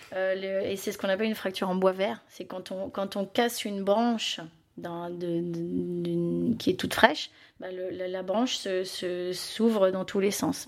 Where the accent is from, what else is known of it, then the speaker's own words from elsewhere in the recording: Belgium; Moi, je suis belge